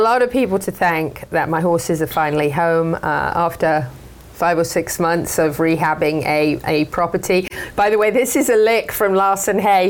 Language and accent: English; United Kingdom; moved away; I'm a Brit.